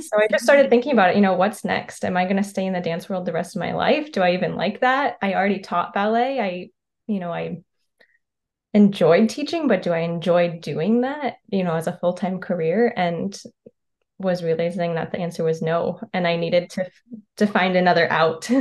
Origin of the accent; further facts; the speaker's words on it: North Carolina, United States; moved away as an adult; also born or lived in Ohio / Rochester, New York / Montgomery, Alabama / Chicago, Illinois; I was born in Ohio. I grew up in North Carolina.